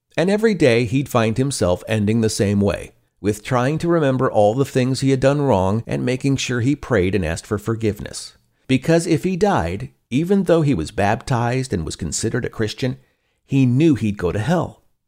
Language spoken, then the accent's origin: English; Pacific Northwest, United States; Growing up in the Pacific Northwest